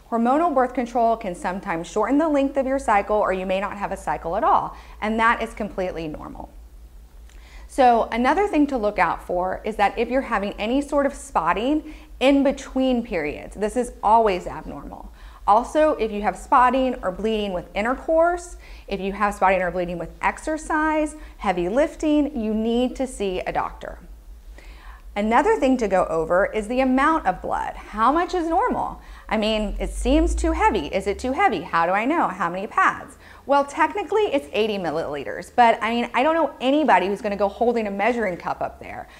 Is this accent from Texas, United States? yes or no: yes; Texas, United States; I was growing up in Texas